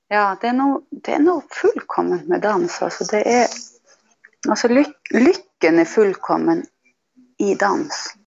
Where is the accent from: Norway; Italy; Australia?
Norway; Tana, Finnmark; jag är ifrån Hillagurra i Tana. Och det är en stor del av min identitet och bor här nu.